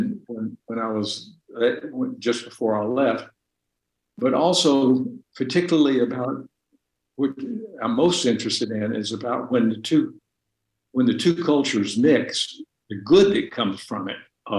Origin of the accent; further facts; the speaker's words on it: Deep South, United States; as I knew it growing up in the Deep South during segregation